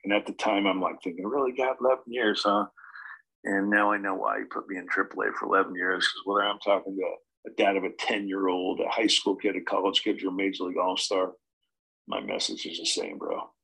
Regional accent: Huntington Beach, California, United States; I'm from Huntington Beach, California. Went to Marina High School

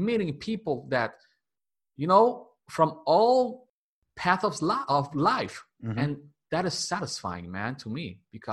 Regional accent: Dominican Republic; English is a second language; I was born and raised here in Dominican Republic

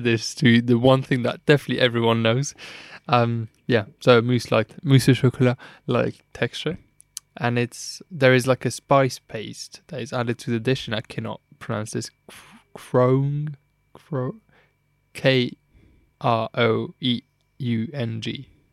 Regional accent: Luxembourg; I am from Luxembourg

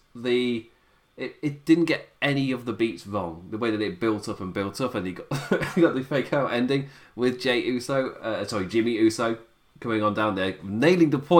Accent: United Kingdom; as like a British viewer

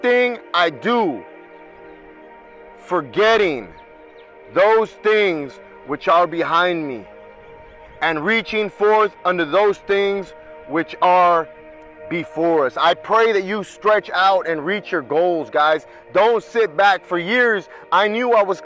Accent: Anaheim, California, United States; I'm from Anaheim

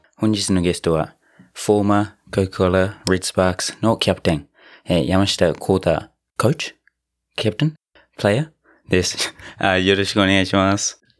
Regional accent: New Zealand; now in Japan; 僕の母国、ニュージーランド

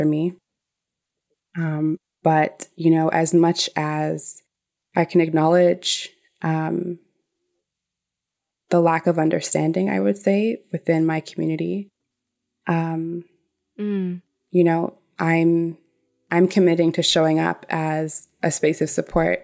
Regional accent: Toronto, Ontario, Canada; I grew up in Toronto community housing

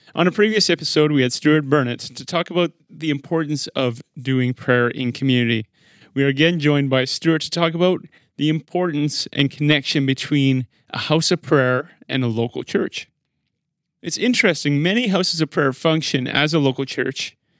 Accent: Regina, Saskatchewan, Canada; now in Manitoba, Canada; I was born in Regina

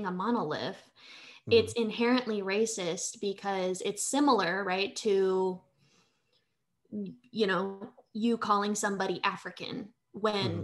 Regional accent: Manila, Metro Manila, Philippines; moved away; I am an immigrant. I was born in Manila, Philippines. I'm a quarter Filipino.

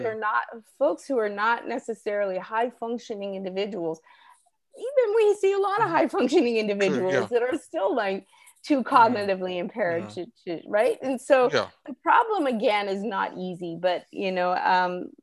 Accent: Canada; moved away as an adult; now in New Orleans, United States; I grew up in Canada in the 70s or 80s

